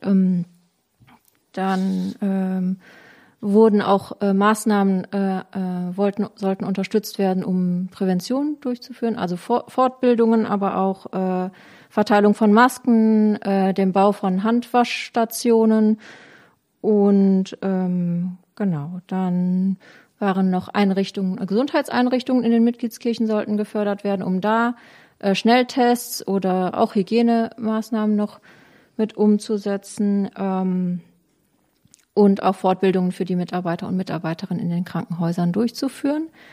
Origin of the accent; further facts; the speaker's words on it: Germany; bei uns in Deutschland